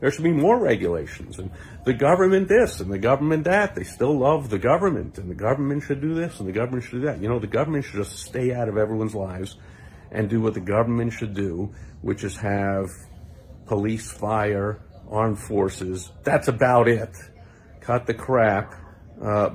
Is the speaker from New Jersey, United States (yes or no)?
no; Great Neck, New York, United States; also born or lived in Queens, New York; I was born in Queens, New York, but I grew up in a town called Great Neck, New York, in Nassau County